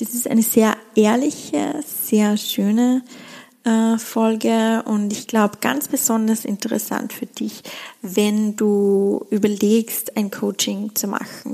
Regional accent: Schladming, Styria, Austria; in Schlappming, in meiner Heimat stattfinden, in den Bergen, in der Steiermark, in Österreich

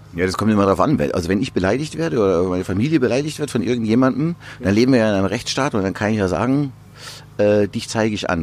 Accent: Amberg, Bavaria, Germany; in meiner Heimat in der Oberpfalz in Amberg

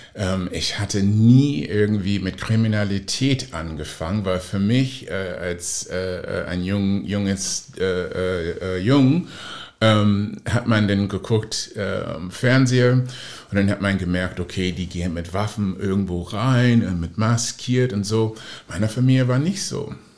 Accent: Oakland, California, United States; German is a second language; now in Hamburg, Germany; in Oakland, wo ich aufgewachsen bin

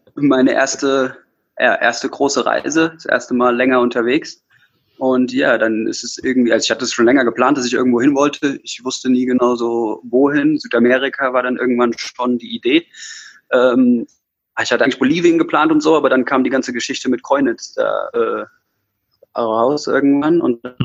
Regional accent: Taunus, near Frankfurt, Hesse, Germany; bei meinen Eltern, äh, im Taunus in der Nähe von Frankfurt, wo ich geboren bin, aufgewachsen bin, in der Nähe von Frankfurt

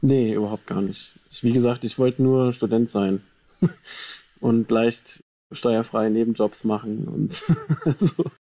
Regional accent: Hofheim am Taunus, Hesse, Germany; also born or lived in Wiesbaden; ich bin zwar in Wiesbaden geboren, aber bin dann in Hofheim am Taunus aufgewachsen und war da in der Schule

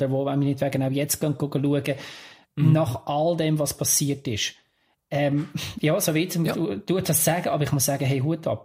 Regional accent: Lucerne, Switzerland; wir haben das als Luzerner mehr als eines erlebt, dass, wenn man absteigt.

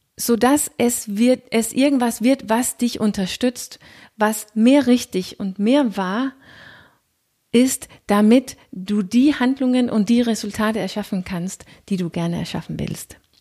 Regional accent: Denmark; accent: Danish; German is a second language; Wie du hörst, bin ich nicht gebürtige Deutsche, ich bin Dänin

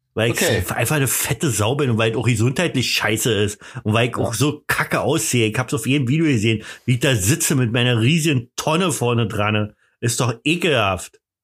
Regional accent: the East, East Germany, Germany; Ich komme ja nur aus dem Osten. Wir haben übrigens direkt am, am Grenzübergang gewohnt.

